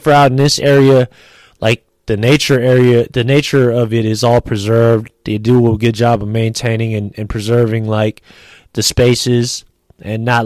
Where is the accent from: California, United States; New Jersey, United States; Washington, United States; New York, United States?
California, United States; San Francisco; also born or lived in Los Angeles; I'm born and raised in San Francisco